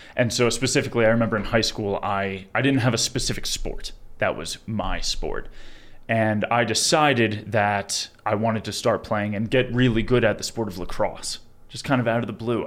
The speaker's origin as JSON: {"language": "English", "area": "Long Island", "region": "New York", "country": "United States", "tie": "born or raised there", "moved": "as an adult", "lives_now": "Colorado, United States", "said": "I'm from Long Island, New York, originally, born and raised"}